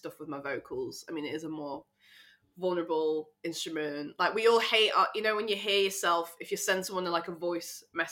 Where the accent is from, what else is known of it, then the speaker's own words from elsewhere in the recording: Sheffield, Yorkshire and the Humber, United Kingdom; I'm from Sheffield, so I live there at the moment